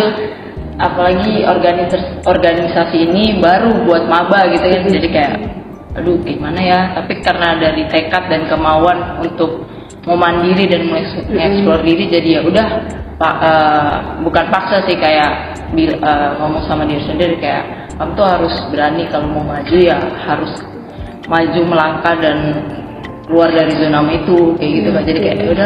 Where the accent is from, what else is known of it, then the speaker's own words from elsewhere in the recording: Balikpapan, East Kalimantan, Indonesia; Kalimantan dari Balikpapan aslinya